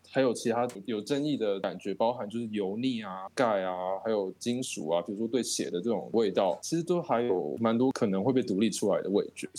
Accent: Tainan, Taiwan; 我们台台南人的饮食习惯

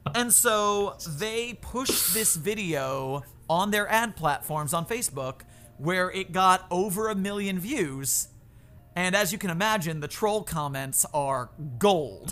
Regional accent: Florida, United States; moved away as an adult; now in San Francisco, United States; I'm from Florida

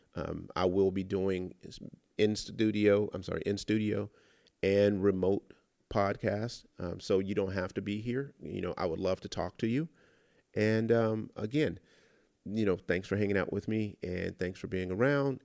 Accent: Los Angeles, California, United States; I was born and raised in South Central L A.

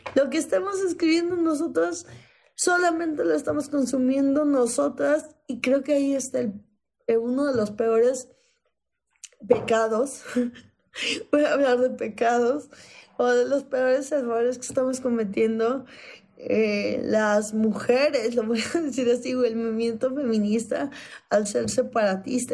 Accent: Iguala, Guerrero, Mexico; yo soy de provincia, yo nací en Guerrero, yo nací en Iguala

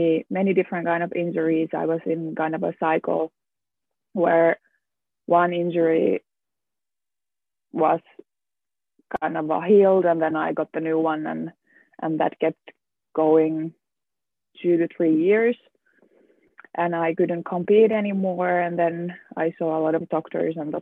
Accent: Lahti, Päijät-Häme, Finland; moved away as an adult; also born or lived in Luxembourg / Germany; now in Manchester, United Kingdom; I grew up in Lahti in Finland, and I have basically lived my whole life in here in Lahti

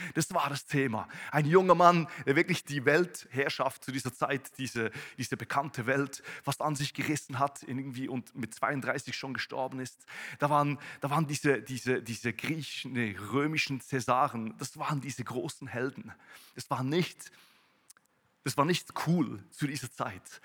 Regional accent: Switzerland; ich komme aus der Schweiz, komme aus einem Bauerndorf, da gibt es mehr Kühe als, als Menschen.

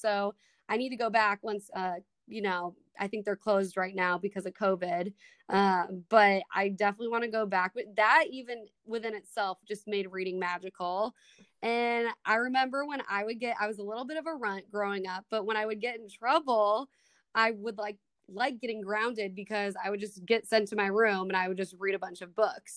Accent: Minnesota, United States; accent: Midwest; moved away as an adult; now in Kansas, United States; I grew up in Minnesota

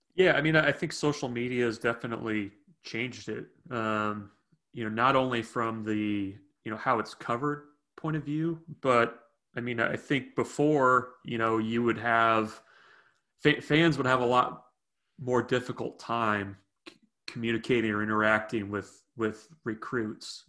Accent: Sacramento, California, United States; moved away; also born or lived in Nebraska; I was born in Sacramento

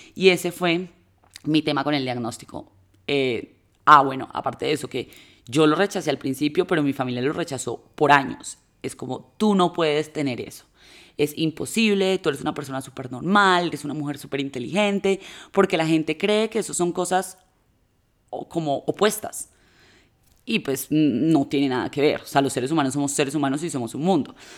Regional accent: Manizales, Caldas, Colombia; las dos somos de Manizales

